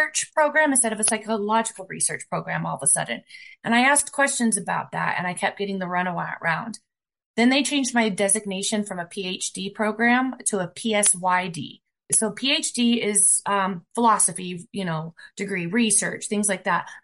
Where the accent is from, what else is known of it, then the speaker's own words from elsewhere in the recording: Fort Collins, Colorado, United States; I am from the Fort Collins, Colorado area, 60 miles away